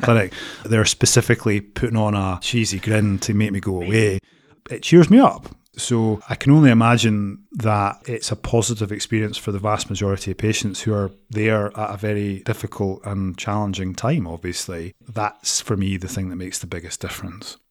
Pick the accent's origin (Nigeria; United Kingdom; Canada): United Kingdom; Edinburgh, Scotland; now in Aberdeen, United Kingdom; I'm originally from Edinburgh.